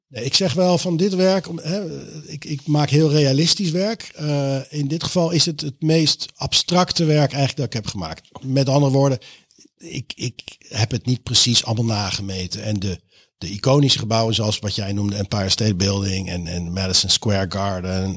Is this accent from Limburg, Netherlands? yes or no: no; The Hague, South Holland, Netherlands; ik kom ook uit, ik kom ook uit Den Haag.